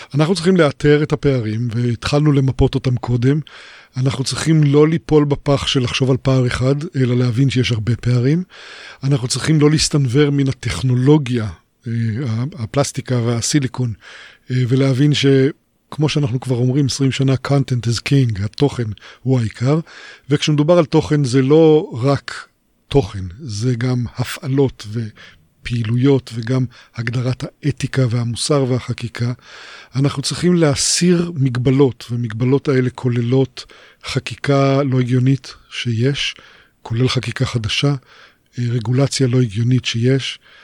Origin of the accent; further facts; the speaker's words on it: Israel; אני נולדתי בקיבוץ